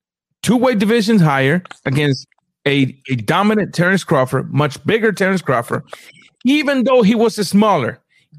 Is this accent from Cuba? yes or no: yes; Guantánamo, Cuba; moved away; my hometown